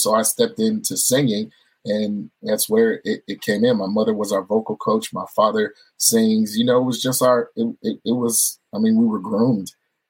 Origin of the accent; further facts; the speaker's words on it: California, United States; also born or lived in Hawaii; I'm a military brat. I was born in Hawaii. We moved to California. I was raised in California.